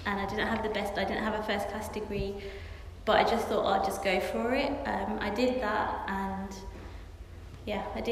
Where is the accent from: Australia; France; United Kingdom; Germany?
United Kingdom; Birmingham, West Midlands; moved away; also born or lived in Oxford; I'm from Birmingham, I'm from a very inner city area.